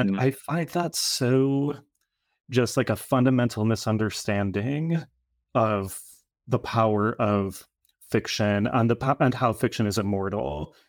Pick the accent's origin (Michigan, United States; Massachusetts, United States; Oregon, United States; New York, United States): New York, United States; New Rochelle; And I grew up in Rochelle, so like on the border of the Bronx, and spent a few years in California, but then came back to New York and I've been here for quite a long time now.